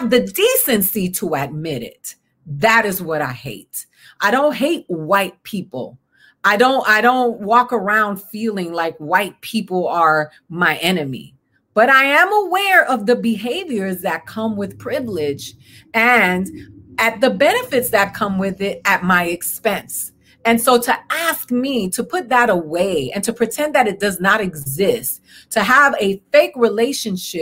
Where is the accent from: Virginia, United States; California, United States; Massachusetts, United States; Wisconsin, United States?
Massachusetts, United States; Boston; I was born in Boston, one of the most American cities in this country